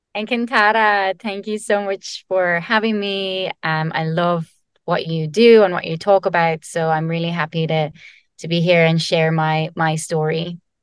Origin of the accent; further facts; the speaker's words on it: Ireland; I'm Irish